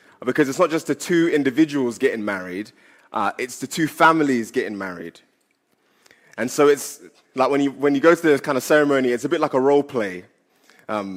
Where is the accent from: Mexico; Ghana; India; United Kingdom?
Ghana; I'm from Ghana. And because I'm from Ghana, we have two weddings